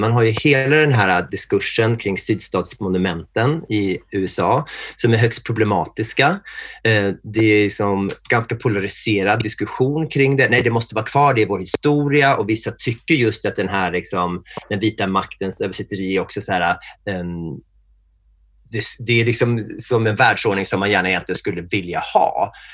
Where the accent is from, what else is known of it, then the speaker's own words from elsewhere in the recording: Norrtälje, Stockholm County, Sweden; jag är född i Norrtälje som är den där småstad utanför Stockholm